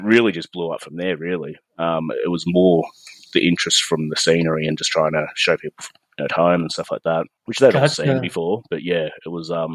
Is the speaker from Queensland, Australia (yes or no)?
no; Victoria, Australia; also born or lived in Melbourne; I'm an Australian landscape and nature photographer. I'm based in a remote part of Victoria